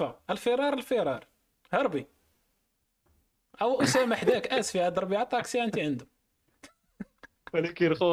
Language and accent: Arabic; Marrakesh, Marrakesh-Safi, Morocco; انا من مراكش داكشي علاش